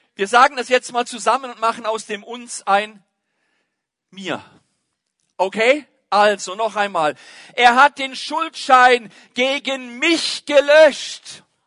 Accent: Germany; bei uns in Deutschland, da ist Fußball immer noch König

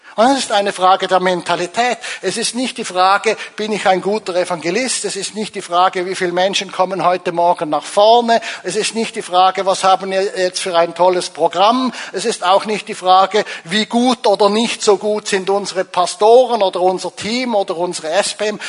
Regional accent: Zurich, Switzerland; also born or lived in Angola; als Zürcher

